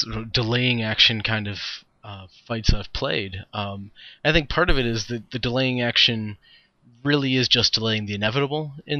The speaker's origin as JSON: {"language": "English", "region": "Illinois", "country": "United States", "said": "I'm from Illinois"}